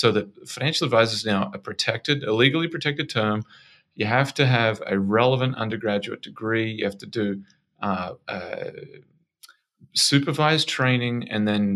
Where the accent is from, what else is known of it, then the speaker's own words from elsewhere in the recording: Australia; moved away as an adult; now in Bay Area, United States; I'm from Australia